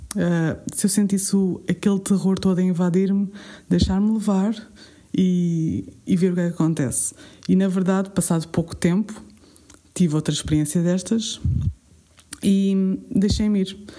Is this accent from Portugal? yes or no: yes; Alentejo, Portugal; como boa alentejana que sou